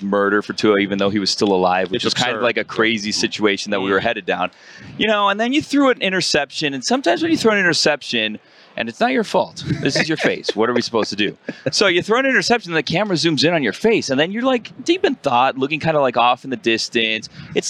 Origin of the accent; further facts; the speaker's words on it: Miami, Florida, United States; We're from Miami.